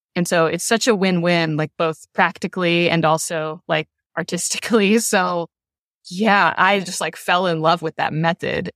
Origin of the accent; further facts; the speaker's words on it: Louisville, Kentucky, United States; my hometown, in Louisville